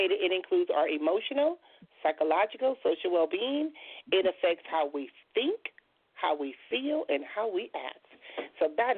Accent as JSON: {"language": "English", "town": "Compton", "region": "California", "country": "United States", "tie": "born or raised there", "said": "I grew up in Compton, California."}